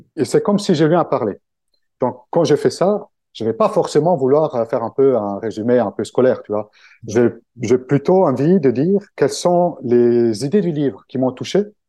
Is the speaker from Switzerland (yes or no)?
no; Italy; French is a second language; moved away as an adult; now in Paris, France; je suis italien, donc euh, français, euh, le français c'est un peu ma deuxième langue. Ça fait quand même 20 ans que j'habite à Paris